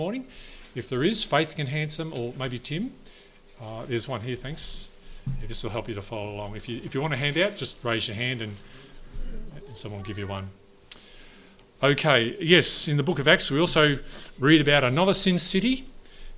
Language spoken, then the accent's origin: English; Neerim North, Victoria, Australia; I'm from Nearham North. It's just up the road. I did year 12 at Warrigal. Another high school at years 7 to 9 at Nearham South, 11 at Nearham South